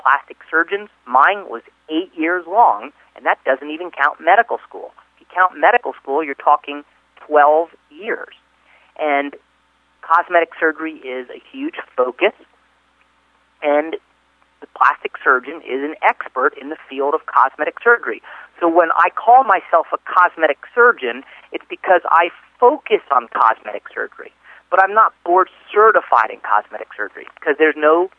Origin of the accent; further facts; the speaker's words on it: East Coast, United States; I'm from the East Coast